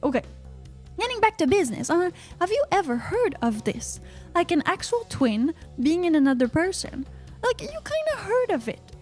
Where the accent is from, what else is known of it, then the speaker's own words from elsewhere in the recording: Canada; I'm from Canada